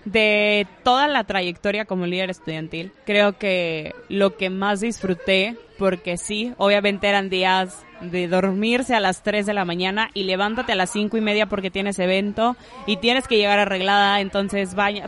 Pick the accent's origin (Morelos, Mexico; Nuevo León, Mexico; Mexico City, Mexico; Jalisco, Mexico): Nuevo León, Mexico; Monterrey; also born or lived in Isthmus of Tehuantepec, Oaxaca; yo nací aquí en Monterrey, estuve, viví aquí la mayor parte de mi infancia